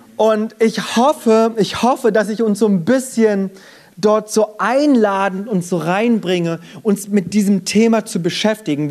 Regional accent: Germany; Ich bin in Deutschland geboren und aufgewachsen, bin aber habe meine Wurzeln in Korea

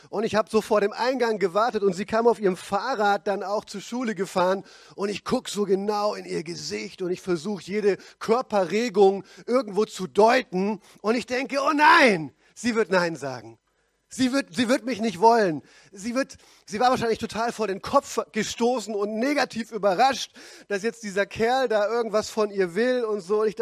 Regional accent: Pforzheim, Baden-Württemberg, Germany; Und selbst in meiner Heimatgemeinde in Pforzheim, wo ich herkomme, bin ich nur

